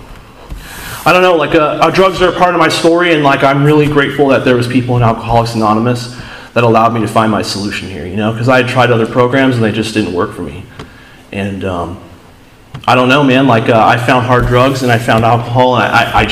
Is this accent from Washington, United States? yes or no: yes; Seattle, Washington, United States; moved away; I'm from Seattle